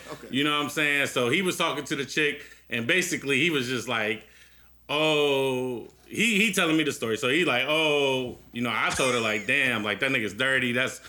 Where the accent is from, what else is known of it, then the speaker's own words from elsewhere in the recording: Newark, Ohio, United States; And I'm from Newark.